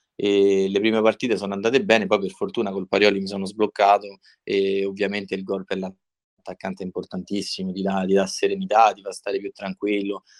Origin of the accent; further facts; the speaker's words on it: Civita Castellana, Lazio, Italy; sono di Civita Castellana